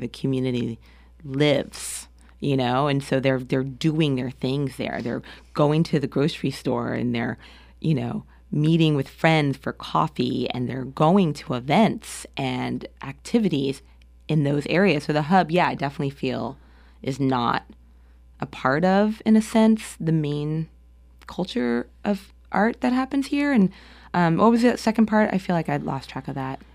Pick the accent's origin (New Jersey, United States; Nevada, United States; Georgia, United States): New Jersey, United States; moved away as an adult; now in Portland, United States; I grew up in New Jersey. I grew up, uh, a commuter town of New York City